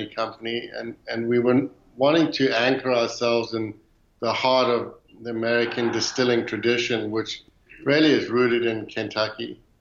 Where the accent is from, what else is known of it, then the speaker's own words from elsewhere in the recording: South Africa; moved away as an adult; now in Louisville, United States; growing up in South Africa